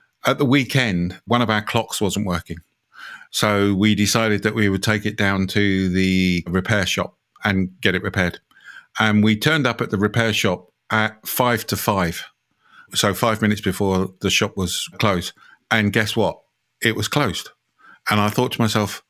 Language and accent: English; United Kingdom; being British